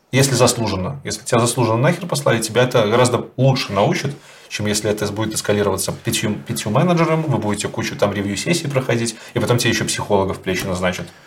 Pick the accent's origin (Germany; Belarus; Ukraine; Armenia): Belarus; Я как белорус